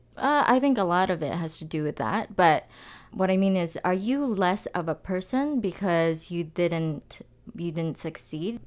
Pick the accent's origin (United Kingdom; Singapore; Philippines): Philippines; moved away; growing up in the Philippines